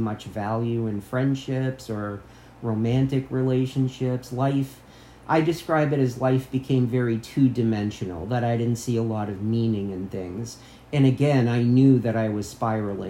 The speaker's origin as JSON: {"language": "English", "country": "United States", "tie": "born or raised there", "said": "I grew up on the Canadian border. We used to drink in Canada"}